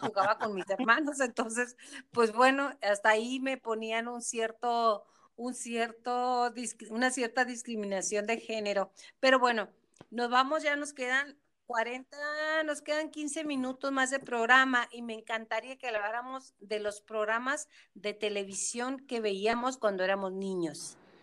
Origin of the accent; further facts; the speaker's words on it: Mexico; como cultura mexicana